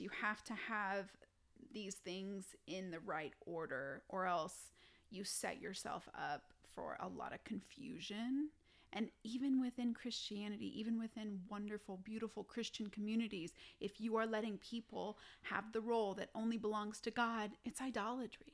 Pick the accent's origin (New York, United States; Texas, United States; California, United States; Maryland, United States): Texas, United States; now in Colorado Springs, United States; I'm from Texas